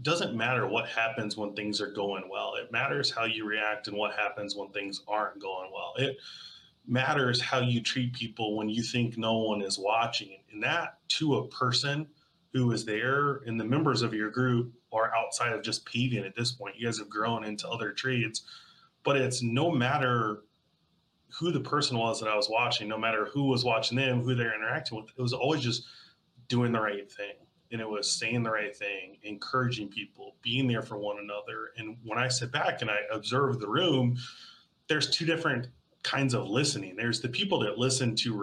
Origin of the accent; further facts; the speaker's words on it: Birmingham, Alabama, United States; I grew up in Birmingham, Alabama